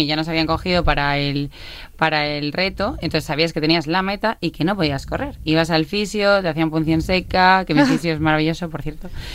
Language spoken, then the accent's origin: Spanish; Badajoz, Extremadura, Spain; now in Barcelona, Spain; soy de Badajoz, ah. pero sí, sí, sí, pero vivo en Barcelona ahora